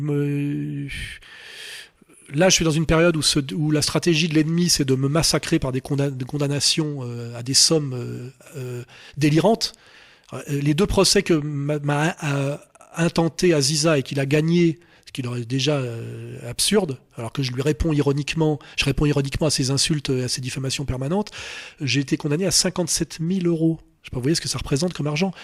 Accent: France; je suis français

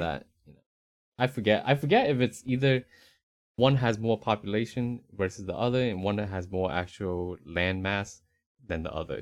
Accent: Northeast United States, United States; moved away as an adult; also born or lived in Southeast United States; now in Central Texas, United States; born in the Northeast United States

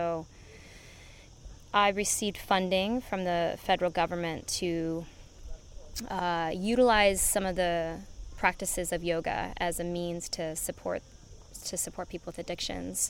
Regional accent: United States; moved away as an adult; also born or lived in Vancouver, Canada / Los Angeles, United States; now in Ibiza, Spain; I did the addictions when I was in the States, and I'm from the States

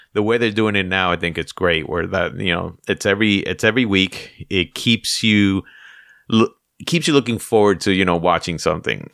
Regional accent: New York City, New York, United States; I grew up in the Bronx

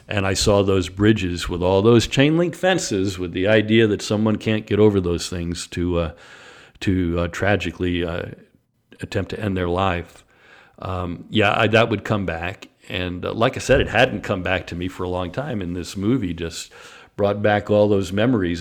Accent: New York, United States; also born or lived in Chicago; now in Jacksonville, United States; I grew up in New York, um, a white kid in New York

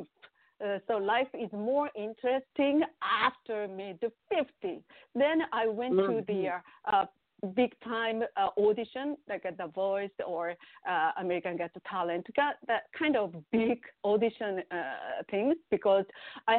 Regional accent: Japan; English is a second language; moved away; I'm from Japan. I was born and raised in Japan

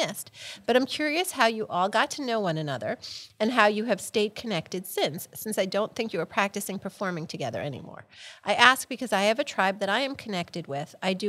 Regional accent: Huntington, United States; I grew up in Huntington with Christine. We went to school, high school together.

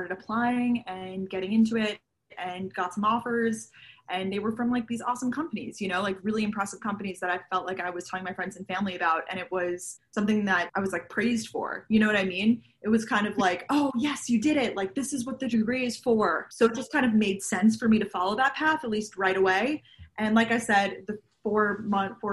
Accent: Long Island, New York, United States; moved away as an adult; also born or lived in Georgia, United States; now in New York City, United States; I am originally from Long Island, New York

